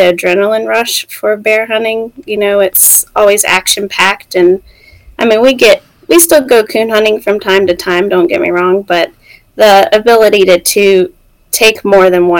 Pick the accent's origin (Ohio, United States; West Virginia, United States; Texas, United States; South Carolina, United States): West Virginia, United States; also born or lived in Mississippi; we're both from West Virginia. We grew up like 30 minutes apart